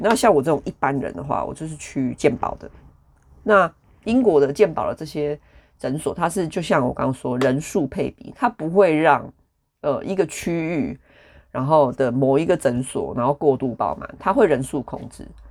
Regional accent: Taichung, Taiwan; now in United Kingdom; 我就是一个来自人口很密集，然后很多人的一个城市，台中

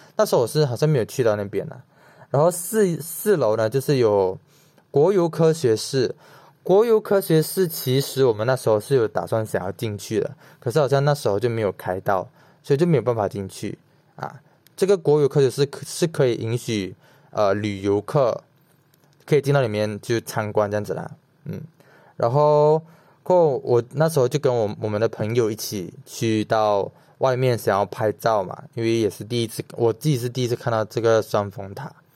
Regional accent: Malaysia; 我就是一个马来西亚人

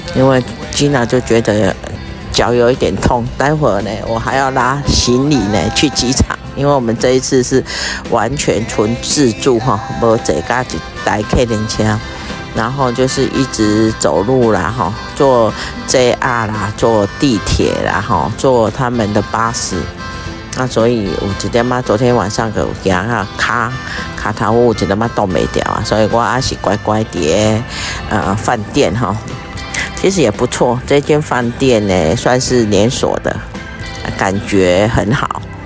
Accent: Taiwan; 我们台湾同胞对日本的经济哈，真的是贡献不少

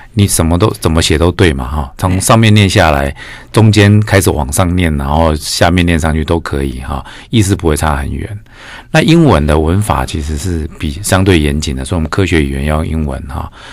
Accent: Changhua County, Taiwan; also born or lived in Kaohsiung; now in Tainan, Taiwan; 我是，我是彰化人，但是在高雄出生

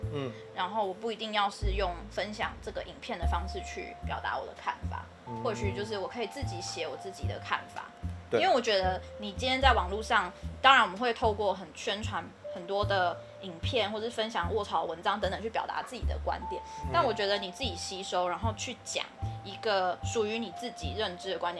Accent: Taiwan; accent: Taiwanese; 然后我们口音又这么重，台湾口音，

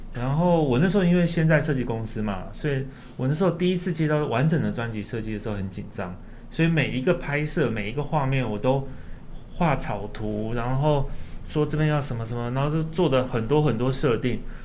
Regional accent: Pingtung County, Taiwan; moved away; 因为屏东是我老家

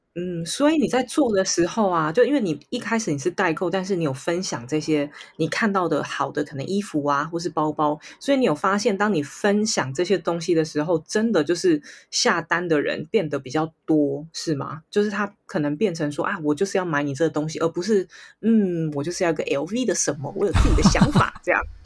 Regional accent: Taiwan; 这是我台湾的一面展现出来了

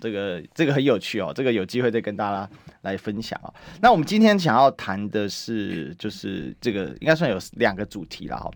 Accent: Taiwan; 我们高我们附近有一个叫三民公园啊，我老家、嗯、那个叫做民主公园，小时候被动员嘛。

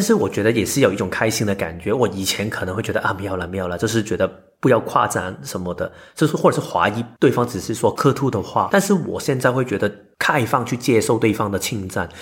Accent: Hong Kong; moved away; 我简介我是香港来的

